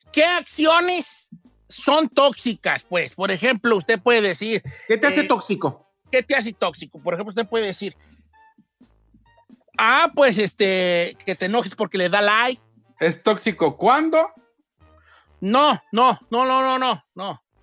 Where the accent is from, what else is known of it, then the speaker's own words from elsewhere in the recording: Guadalajara, Jalisco, Mexico; Es que yo soy de Guadalajara, ya decimos tóxico.